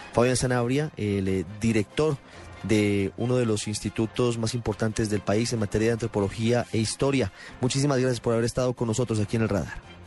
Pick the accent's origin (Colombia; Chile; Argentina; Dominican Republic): Colombia